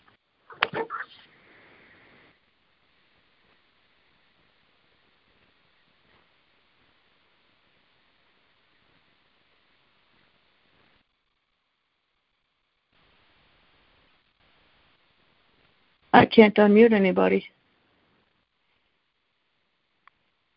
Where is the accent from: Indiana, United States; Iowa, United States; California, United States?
Indiana, United States; also born or lived in Chicago, Illinois; I am from Indiana or Chicago, bounce back and forth between them both